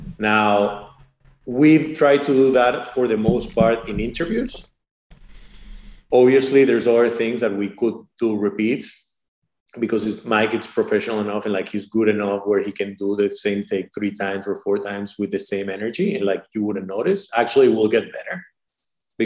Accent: Venezuela; now in United States; I was born in Venezuela.

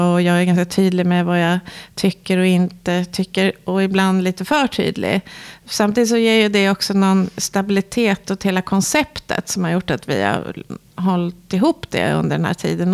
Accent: Sweden; vi svenskar

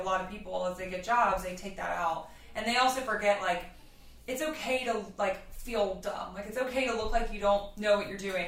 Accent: Louisiana, United States; moved away; I grew up in Louisiana.

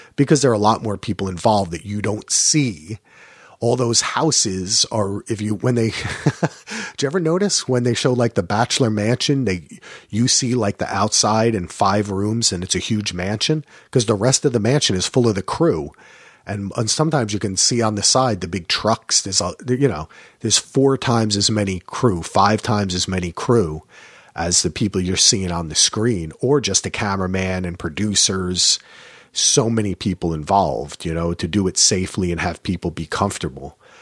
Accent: New Jersey, United States; accent: New Yorker; also born or lived in New York; now in Portland, United States; Growing up in Jersey and New York

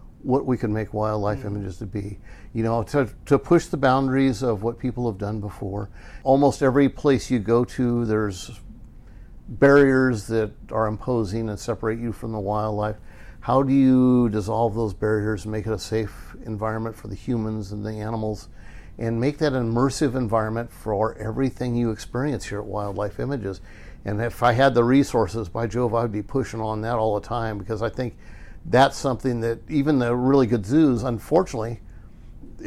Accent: Burbank, California, United States; growing up in Burbank

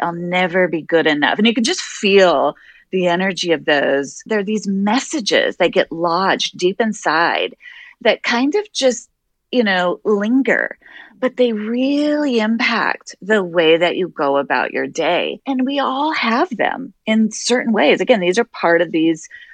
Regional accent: Wyoming, United States; now in Boston, United States; I'm originally from Wyoming.

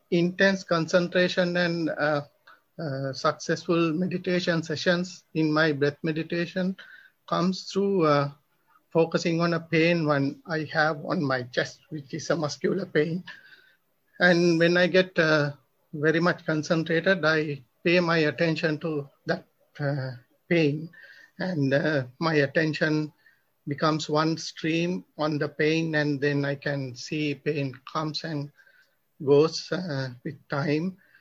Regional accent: Sri Lanka; I'm from Sri Lanka.

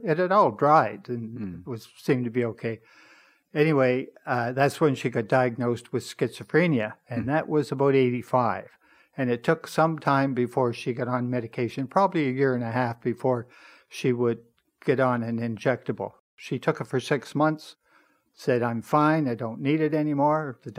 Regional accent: Nova Scotia, Canada; now in Toronto, Canada; When I came to Toronto, I came in about 62 from Nova Scotia

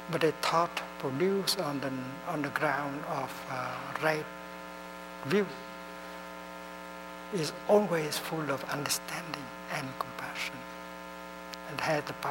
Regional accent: Netherlands; English is a second language; Uh, I'm from the Netherlands, but uh, speaking in Thay way, I have come from nowhere.

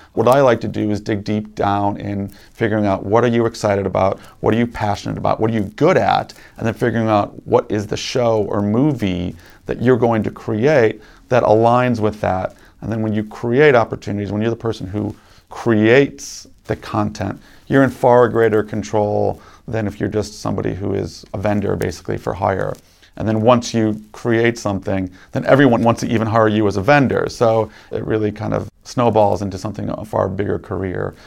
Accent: Chicago, Illinois, United States; I grew up in Chicago

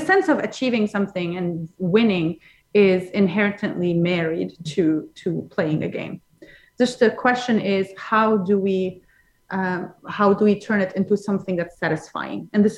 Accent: London, United Kingdom; Because I come from London.

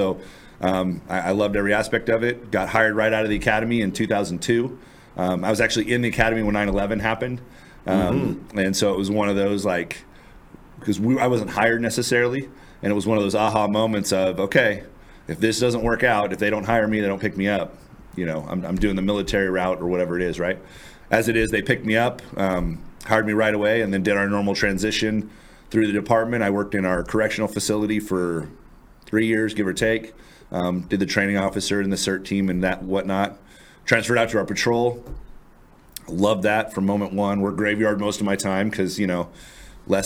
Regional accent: Fair Oaks, California, United States; I grew up in Fair Oaks, California, which is just out of Sacramento.

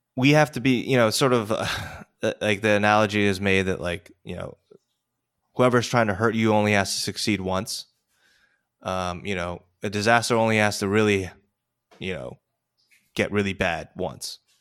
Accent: United States; as an American over here

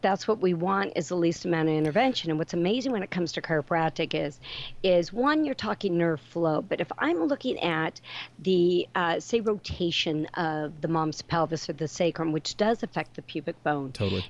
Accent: Northern California, United States; I grew up in Northern California on a ranch.

